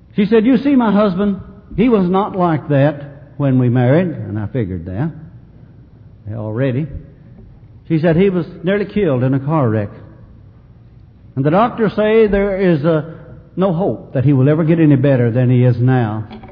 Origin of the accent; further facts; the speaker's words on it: Mayfield, Kentucky, United States; Mayfield my hometown